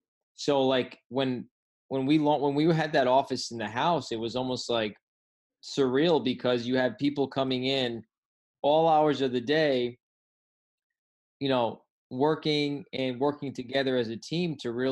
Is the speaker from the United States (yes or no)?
yes; Rhode Island, United States; now in California, United States; When I came out to California from Rhode Island, you know, a lot of people thought I was going to be back in 1 month.